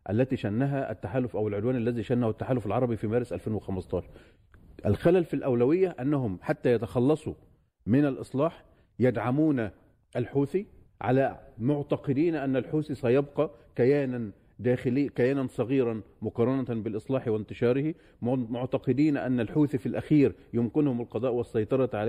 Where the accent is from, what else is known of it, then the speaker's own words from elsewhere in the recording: Yemen; وبالتالي هنا كيمني يجب أن يتعامل أتعامل مع هذه الأوراق